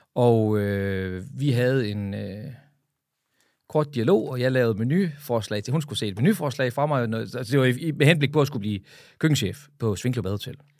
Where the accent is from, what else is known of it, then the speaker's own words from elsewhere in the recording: Frederikshavn, North Denmark Region, Denmark; min fødeby Frederikshavn